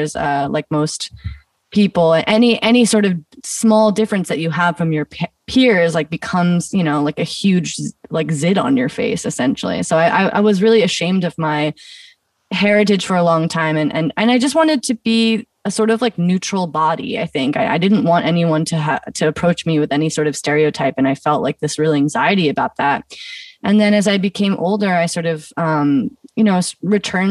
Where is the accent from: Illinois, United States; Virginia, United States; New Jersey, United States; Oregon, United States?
Oregon, United States; Eugene; I grew up in Eugene, Oregon